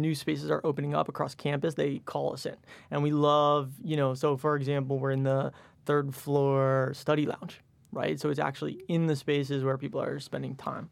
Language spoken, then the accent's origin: English; Westchester, New York, United States; also born or lived in Michigan; So, I grew up in Westchester, went to Michigan undergrad.